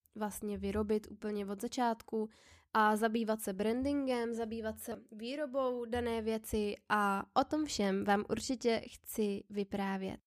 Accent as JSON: {"language": "Czech", "town": "Plzeň", "region": "Plzeň Region", "country": "Czechia", "moved": "yes", "lives_now": "Prague, Czech Republic", "said": "pocházím z Plzně a momentálně bydlím v Praze"}